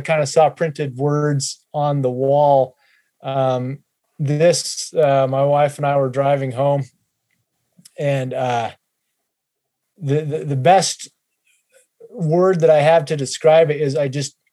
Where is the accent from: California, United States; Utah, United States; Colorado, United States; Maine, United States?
Utah, United States; moved away as an adult; also born or lived in Kentucky; both my wife and I grew up in Utah